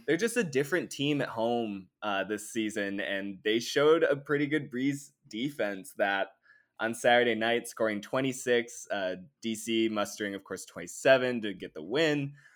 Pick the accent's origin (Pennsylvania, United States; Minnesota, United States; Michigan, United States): Minnesota, United States; my home state